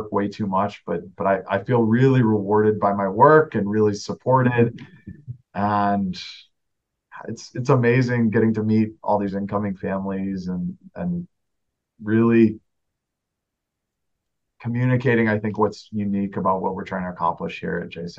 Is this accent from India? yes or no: no; England, United Kingdom; moved away as an adult; But we had a great experience growing up in England. I headed back to the States for undergrad and grad school.